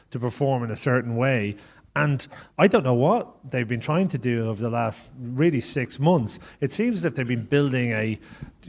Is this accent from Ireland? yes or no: yes; Ireland; as Irish people